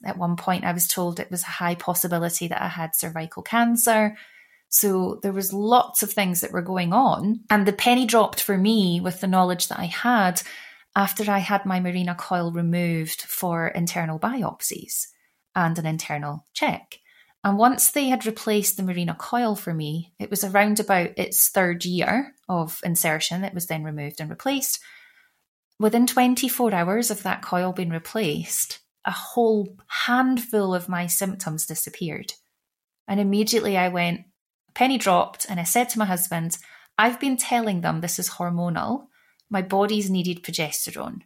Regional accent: United Kingdom; as a white woman growing up in the UK from birth

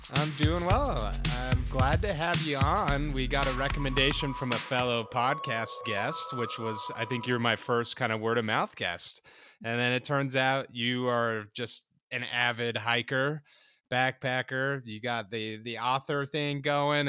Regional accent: Utah, United States; the one in my home state of the Wasatch Range

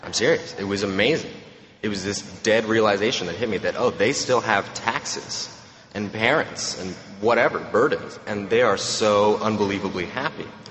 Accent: Romania; now in Texas, United States; I'm from Romania, which is not a very nice place

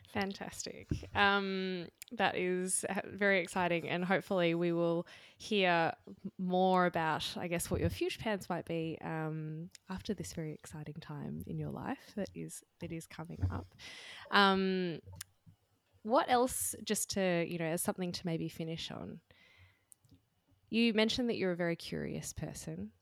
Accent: Australia; as an Australian

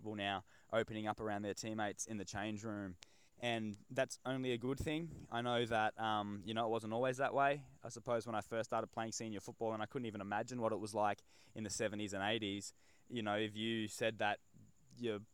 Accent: Northern Territory, Australia; growing up in the Northern Territory

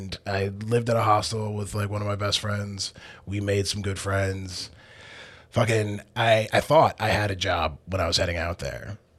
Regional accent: Massachusetts, United States; moved away as an adult; also born or lived in Arizona / upstate New York / China / Seoul; now in Toronto, Canada; I was born in Arizona, grew up in Massachusetts

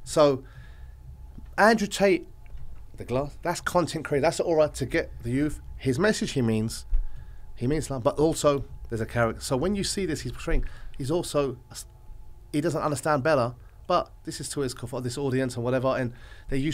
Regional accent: Dubai, United Arab Emirates; I'm from Dubai

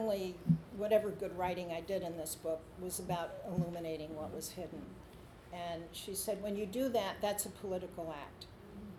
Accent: New York City, New York, United States; moved away as an adult; now in California, United States; I grew up in Queens, and my father was a Giants fan

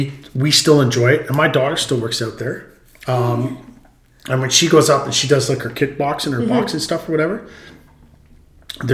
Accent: Ontario, Canada; And when I came out here from Ontario is a complete different breed.

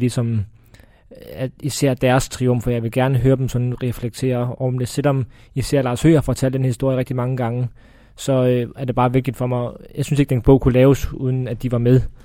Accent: Odense, Southern Denmark, Denmark; jeg er fra Fyn, det er ikke nogen hemmelighed, og det er heller ikke nogen hemmelighed, at jeg er vokset op på Odense Stadion

